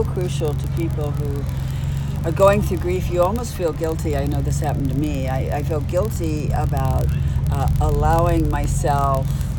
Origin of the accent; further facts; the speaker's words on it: Texas, United States; moved away; I'm a girl from Texas.